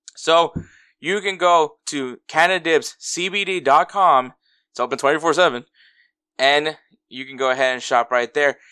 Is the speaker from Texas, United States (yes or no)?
yes; Houston, Texas, United States; also born or lived in Los Angeles; I was born in L A, And then at eleven months, ye, eleven months old, I moved here to Houston and I grew up in Houston